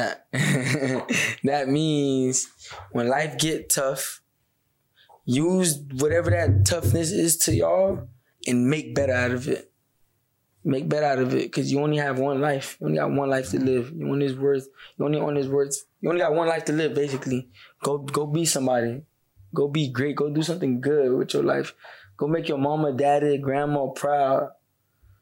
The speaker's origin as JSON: {"language": "English", "town": "Deerfield Beach", "region": "Florida", "country": "United States", "tie": "born or raised there", "said": "Dune City 327. That's my hood. That's where I grew up at."}